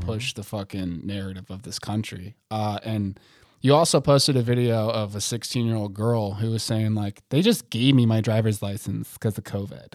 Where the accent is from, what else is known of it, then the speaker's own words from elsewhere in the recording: United States; I'm fucking American as shit